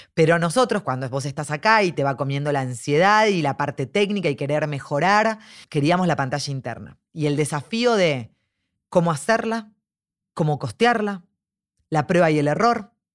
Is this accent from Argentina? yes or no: yes; Argentina; nosotros como argentinos